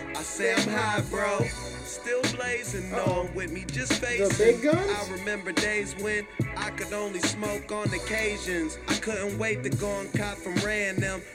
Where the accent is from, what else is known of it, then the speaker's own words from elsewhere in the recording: Kansas, United States; moved away as an adult; now in California, United States; growing up in Kansas